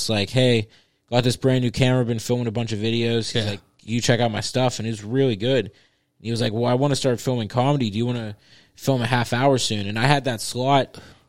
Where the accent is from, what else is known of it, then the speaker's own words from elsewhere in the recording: Edna, United States; And I grew up in Edna